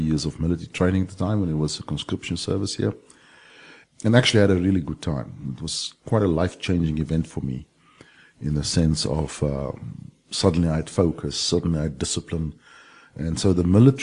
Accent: Brakpan, Gauteng, South Africa; also born or lived in northern Transvaal, South Africa; now in Vancouver, Canada; then we moved to the one of the most advanced cities in the world, Brakpan, on the East Rand, and then I went to school there and to university

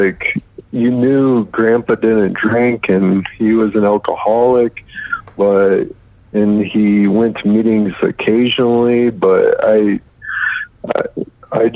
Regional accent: Michigan, United States; also born or lived in Atlanta, Georgia / Ohio; now in Denver, United States; I'm originally from Michigan.

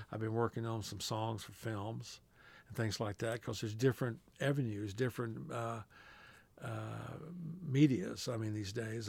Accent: Texas, United States; we're both from Texas

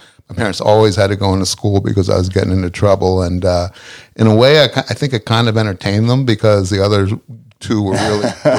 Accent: Philadelphia, Pennsylvania, United States; Yeah. Well, suburb of Philly.

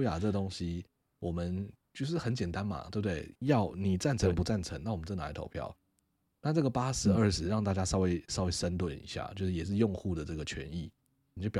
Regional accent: Taiwan; 我以身为台湾人为荣，

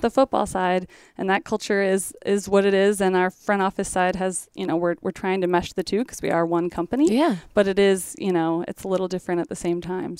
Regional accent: Portage, Michigan, United States; moved away as an adult; now in Nolensville, United States; I grew up in Portage, Michigan, so which is right outside of Kalamazoo, Southwest Michigan

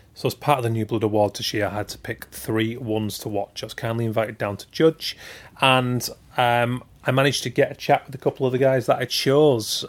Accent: Keighley, Yorkshire and the Humber, United Kingdom; I'm from Keighley, West Yorkshire

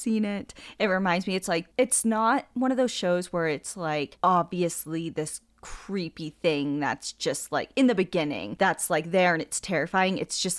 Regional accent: San Diego, California, United States; I grew up in San Diego, hunting snakes during the day and scorpions at night in the desert badlands of Borrego Springs and Ocotillo Wells.

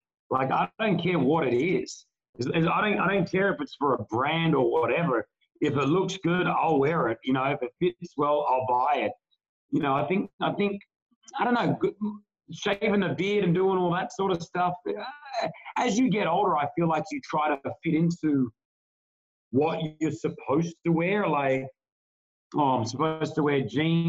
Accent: Australia; now in Dubai, United Arab Emirates; very close Lebanese family as well, in growing up in Australia

